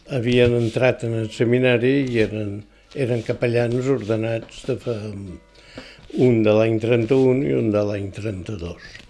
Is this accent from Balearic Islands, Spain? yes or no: yes; Es Migjorn Gran, Balearic Islands, Spain; Jo vaig néixer a Mitjorn